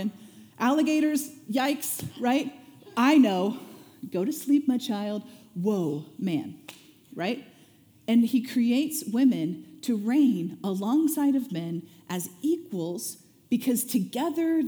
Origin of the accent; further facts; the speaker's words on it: Springfield, Missouri, United States; I grew up in Springfield, Missouri